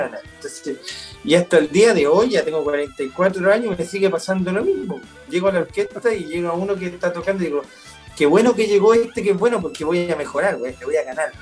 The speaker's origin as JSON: {"language": "Spanish", "country": "Chile", "also_born_or_lived": "United States", "moved": "yes", "lives_now": "Argentina", "said": "siendo los dos chilenos"}